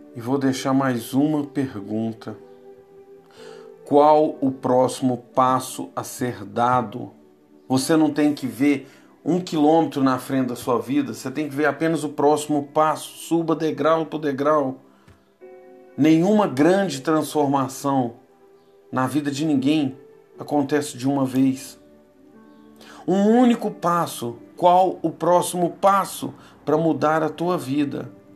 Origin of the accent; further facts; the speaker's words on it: Brazil; Somos brasileiros, um povo sem raça definida